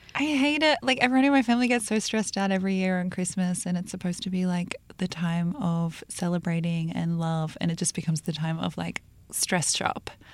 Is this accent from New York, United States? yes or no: yes; New York City, New York, United States; I was from Brooklyn